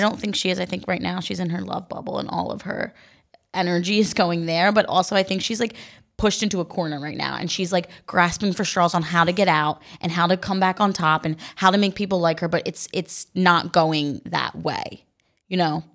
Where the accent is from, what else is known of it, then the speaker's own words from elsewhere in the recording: New Jersey, United States; I'm from New Jersey